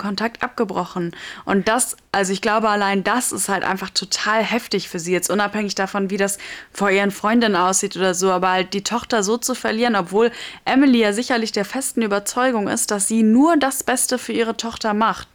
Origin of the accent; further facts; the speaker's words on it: Germany; bei uns in Deutschland